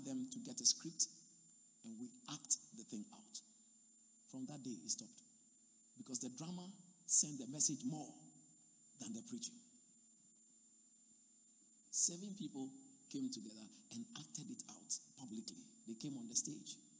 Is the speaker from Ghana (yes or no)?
yes; Accra, Greater Accra, Ghana; moved away; I come from Accra.